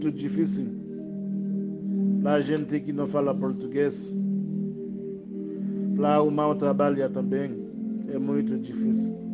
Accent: Haiti; Portuguese is a second language; moved away as an adult; also born or lived in São Paulo, Brazil; now in Santo Ângelo, Brazil; Eu sou do Haiti. Eu venho aqui Brasil no ano 2017. Quando eu venho, eu entrei lá Manaus primeiro dia. Depois saiu de Manaus

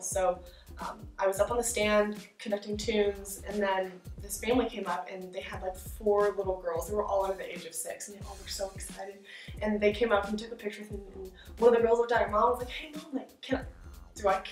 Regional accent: Virginia, United States; moved away as an adult; also born or lived in Washington, D.C.; now in Oklahoma, United States; I'm originally from Virginia, so I grew up a little bit, the culture's a little bit different where I grew up

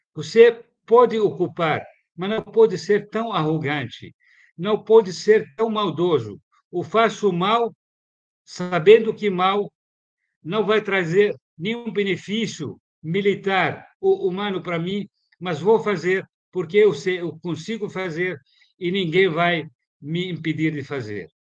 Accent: Palestine; moved away; Eu nasci em 62. Minha terra foi ocupada

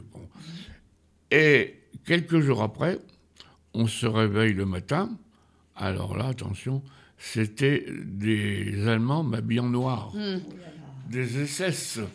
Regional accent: Feuguerolles-Bully, Normandy, France; also born or lived in Saint-Martin; je suis né uniquement à Feugrolles

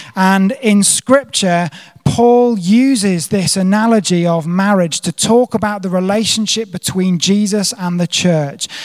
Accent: United Kingdom; moved away as an adult; also born or lived in South Africa; I'm a Brit living abroad

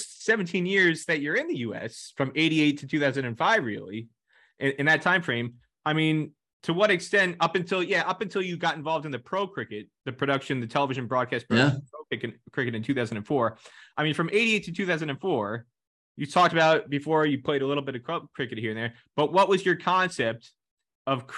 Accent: New Jersey, United States; growing up in New Jersey

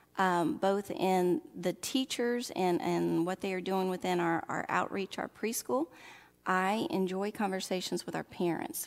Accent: Oxford, Mississippi, United States; accent: southern; moved away; I would call my hometown Oxford, Mississippi

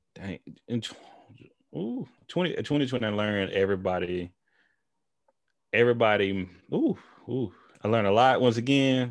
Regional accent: Tyler, Texas, United States; moved away; we're both from East Texas, him and I. We grew up in our small towns. Well, we from the same town, but, you know, Tyler, Texas

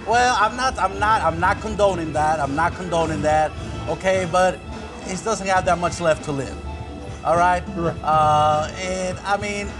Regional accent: Baton Rouge, Louisiana, United States; I'm from Baton Rouge, Louisiana

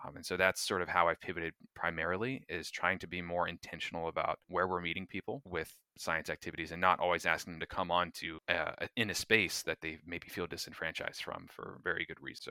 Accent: North Florida, United States; I grew up in North Florida along with Taylor, uh, small town, uh, about ten thousand people or so

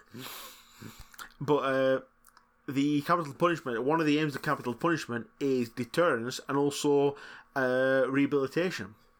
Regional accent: Lancashire, North West England, United Kingdom; accent: Lancashire

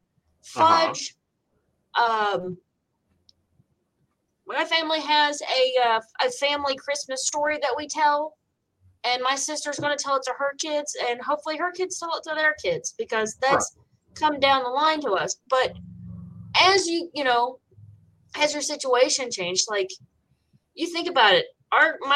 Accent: West Virginia, United States; I was 6 years old when we moved from Virginia to West Virginia, because that's where my dad grew up

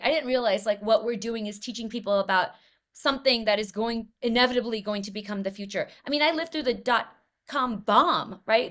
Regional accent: Los Angeles, California, United States; I grew up in Los Angeles, uh, in nineteen ninety-three

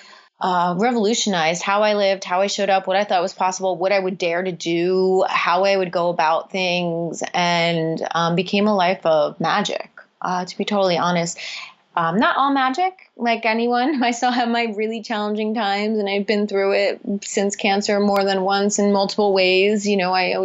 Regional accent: East Coast, United States; moved away as an adult; also born or lived in California; I grew up on the East Coast, and I moved to California

